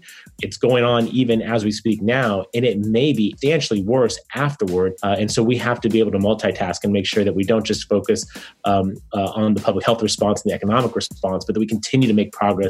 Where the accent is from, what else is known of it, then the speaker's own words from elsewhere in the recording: San Diego, California, United States; serving my hometown, which I feel honored to do. I worked for a number of years for our County of San Diego